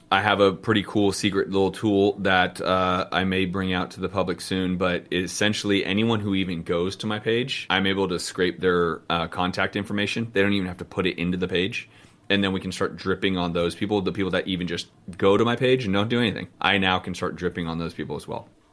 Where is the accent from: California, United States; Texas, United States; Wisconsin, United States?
California, United States; Bay Area; Yeah, the Bay Area, dude. That's us. I'm from there, bro.